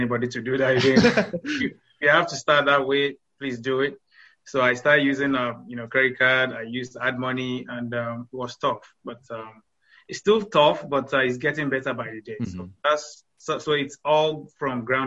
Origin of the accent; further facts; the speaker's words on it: Nigeria; moved away as an adult; now in United States; originally from Nigeria. I came to the States in 2014.